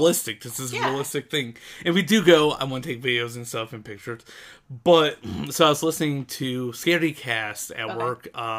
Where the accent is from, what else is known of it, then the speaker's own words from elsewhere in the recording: Ohio, United States; moved away; It's okay, I'm from Ohio.